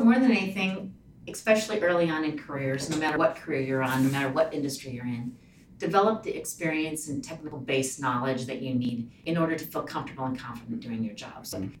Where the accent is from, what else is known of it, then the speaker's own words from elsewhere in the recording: Ralston, Nebraska, United States; also born or lived in Lincoln, Nebraska / Alliance, Nebraska; now in Omaha, United States; Grew up in Ralston. I went to Ralston High School and then University of Nebraska-Lincoln